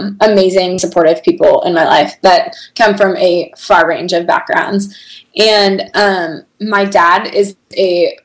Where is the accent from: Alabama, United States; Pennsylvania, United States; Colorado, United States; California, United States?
California, United States; Bay Area; moved away; also born or lived in Chicago; We grew up together. I was her youth leader in a church growing up, and I remember coming back to my hometown